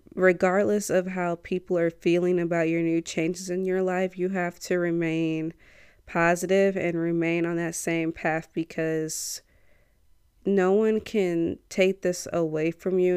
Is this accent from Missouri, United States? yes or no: yes; St. Louis, Missouri, United States; I'm from Saint Louis